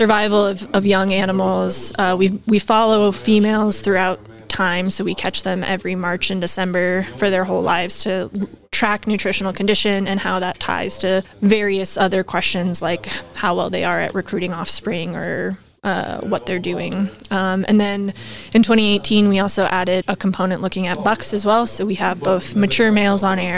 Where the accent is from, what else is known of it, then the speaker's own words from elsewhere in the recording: Phoenix, Arizona, United States; moved away as an adult; also born or lived in Tucson, Arizona; now in Laramie, United States; I've been in Laramie since 2015, but I'm originally from Arizona